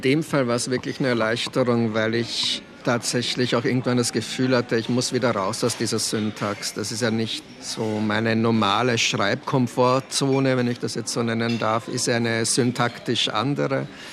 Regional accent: Laa an der Thaya, Lower Austria, Austria; also born or lived in Brno, Czech Republic; Also ich bin im Weinviertel zur Schule gegangen, also bin ich eher ein Weinviertler Autor, ganz sicher kein Wiener Autor

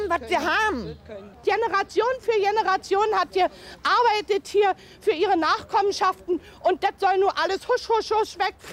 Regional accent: Mannheim, Baden-Württemberg, Germany; Wir kommen aus Mannheim, also da sehen die Geschäftsstraßen schon ein bisschen besser aus.

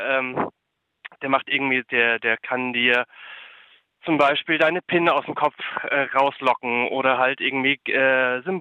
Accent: Berlin, Germany; ich bin aus, bin aus Berlin

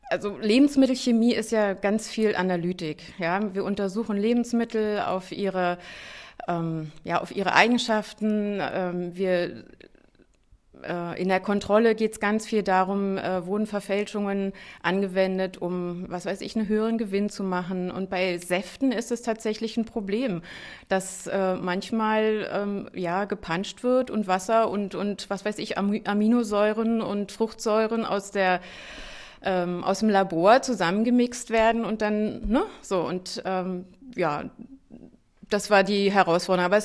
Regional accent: Brandenburg, Germany; Also ich bin froh, dass ich als Brandenburgerin jetzt hier die Aufgabe habe, in Brandenburg Politik machen zu können

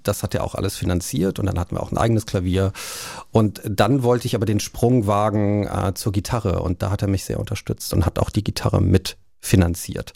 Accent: Cologne, North Rhine-Westphalia, Germany; ich bin ja in Köln groß geworden und natürlich ähm, nimmt man da diese Karnevalszeit mit, ne? als Urkölner

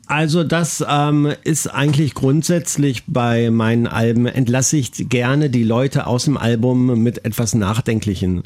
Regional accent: Braunschweig, Lower Saxony, Germany; in der Heimatstadt Braunschweig, wo ich herkomme

